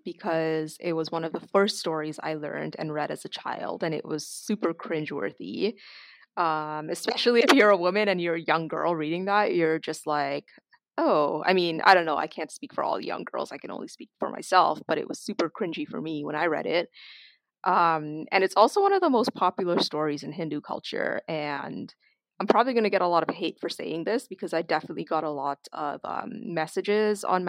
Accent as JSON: {"language": "English", "town": "Toronto", "region": "Ontario", "country": "Canada", "tie": "born or raised there", "also_born_or_lived": "Trinidad and Tobago", "said": "growing up in Toronto and the greater Toronto area"}